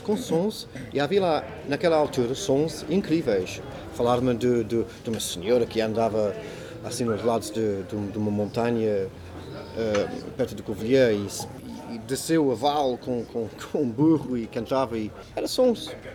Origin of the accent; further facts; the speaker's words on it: Burnham, South East England, United Kingdom; Portuguese is a second language; now in Portugal; Nasci na Inglaterra